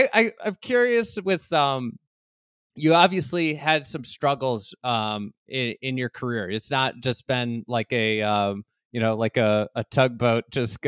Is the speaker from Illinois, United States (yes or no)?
yes; near Conway Farms, Illinois, United States; I grew up near Conway Farms.